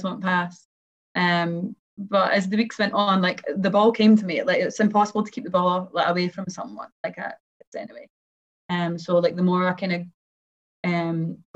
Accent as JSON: {"language": "English", "town": "Kinross", "region": "Scotland", "country": "United Kingdom", "tie": "born or raised there", "also_born_or_lived": "Aberdeen, Scotland / Glasgow, Scotland", "moved": "yes"}